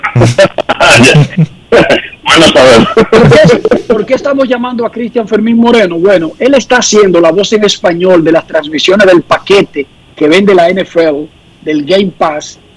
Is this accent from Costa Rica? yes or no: no; Manoguayabo, Distrito Nacional, Dominican Republic; somos de Mano Guayabo, somos gente de pueblo, de campo, de Herrera, de allá de la parte oeste